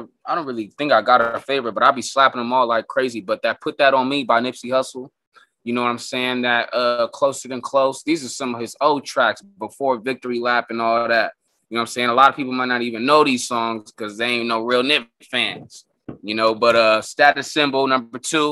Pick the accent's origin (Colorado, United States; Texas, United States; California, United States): California, United States; Escondido; also born or lived in Oceanside, California; I grew up out here in Escondido. I went to school out here, so I was out here most of the time. I'm just an old baby, Oceanside baby.